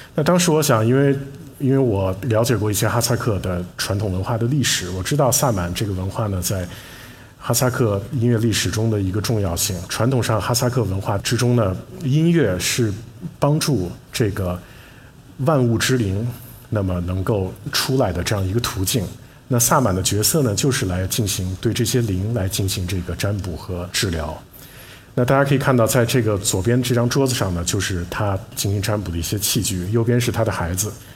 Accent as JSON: {"language": "Chinese", "town": "Leshan", "region": "Sichuan", "country": "China", "tie": "born or raised there", "also_born_or_lived": "United States", "moved": "yes", "said": "因为我是在乐山出生的"}